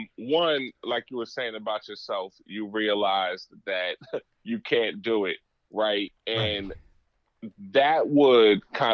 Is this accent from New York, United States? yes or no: yes; New York, United States; also born or lived in New Jersey; Growing up in New York, New Jersey, running back and forth all over the place doing shows.